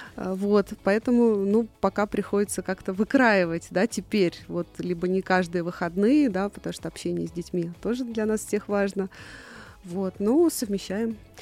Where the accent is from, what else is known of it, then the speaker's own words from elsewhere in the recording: Tula Oblast, Russia; Еще в детстве я жила в Тульской области